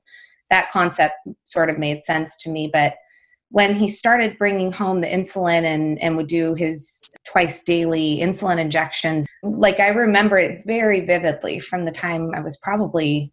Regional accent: Las Vegas, Nevada, United States; I'm from Las Vegas

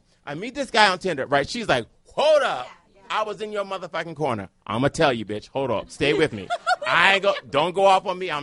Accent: Cleveland, Ohio, United States; now in Washington, D.C., United States; I'm a black gay man from Cleveland

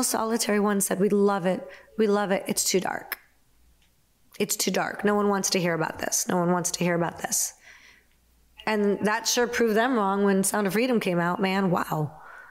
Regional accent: Naperville, Illinois, United States; Naperville, which is my hometown

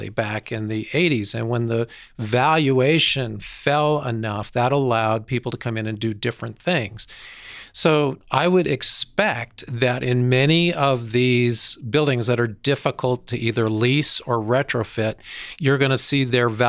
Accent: Denver, Colorado, United States; I grew up in Denver.

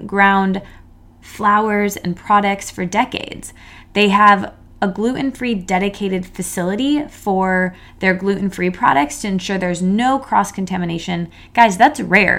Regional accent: East Lansing, Michigan, United States; now in Manhattan, United States; I went to Michigan State, so, and grew up in East Lansing

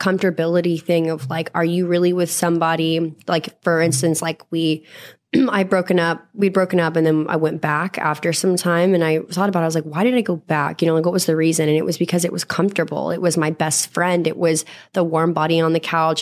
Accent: Texas, United States; I grew up in Texas in the South and like a really rough part

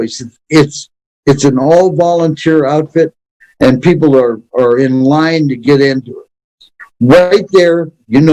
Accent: North Dakota and Minnesota, United States; moved away as an adult; I grew up in North Dakota and Minnesota on farms

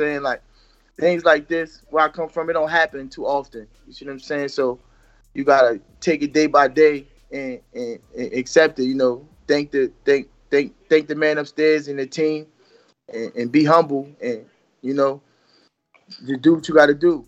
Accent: Jersey City, New Jersey, United States; I was born in Jersey City, New Jersey. But my mother's from Jersey City

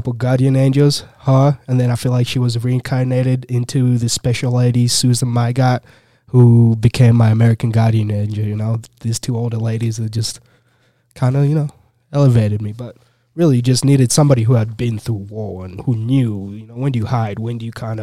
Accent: Kampala, Central Region, Uganda; now in United States; I lived in Kampala, so I'm from Kampala, from the slums, really.

